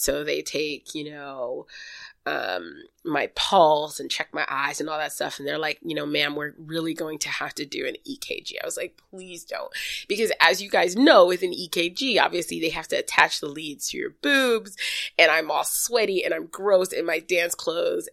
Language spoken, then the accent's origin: English; New York City, New York, United States; growing up in Brooklyn